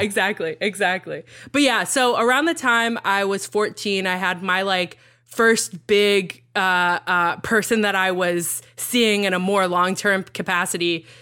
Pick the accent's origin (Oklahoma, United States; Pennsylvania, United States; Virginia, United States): Virginia, United States; also born or lived in Texas; I grew up in Texas and then Virginia